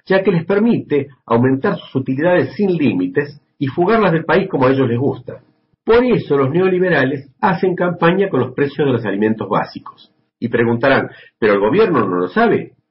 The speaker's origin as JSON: {"language": "Spanish", "country": "Argentina", "also_born_or_lived": "Buenos Aires", "said": "desde Buenos Aires, Argentina."}